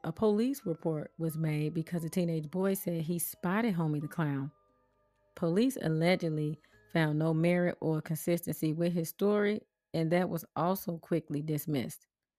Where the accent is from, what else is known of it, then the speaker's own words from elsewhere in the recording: Chicago, Illinois, United States; Growing up in Chicago